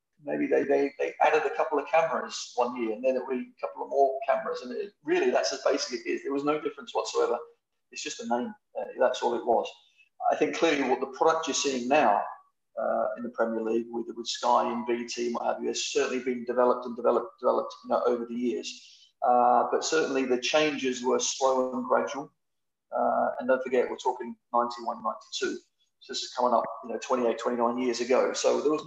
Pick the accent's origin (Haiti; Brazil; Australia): Australia; moved away; also born or lived in England; I come from Australia